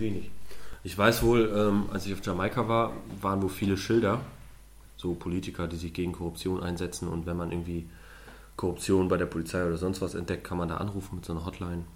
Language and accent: German; Germany; wo ich herkomme. Ich sage, ah, Deutschland